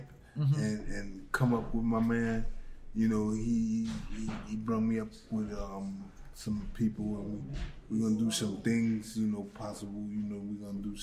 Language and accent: English; New York City, New York, United States; I'm from New York, yeah. South Bronx.